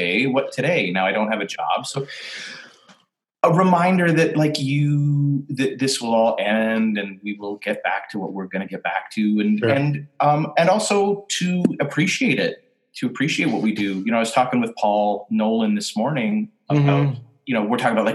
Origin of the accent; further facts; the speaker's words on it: Canada; I'm Canadian